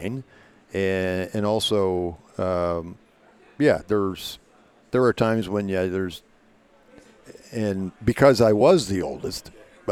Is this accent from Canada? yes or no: yes; Toronto, Ontario, Canada; also born or lived in Windsor, Ontario / Sarnia, Ontario / Port Huron, Michigan; Mostly in the Toronto area. I was born in Windsor